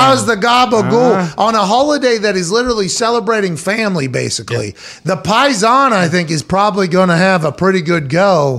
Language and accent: English; Pittsburgh, Pennsylvania, United States; My hometown team playing in Turkey Bowl.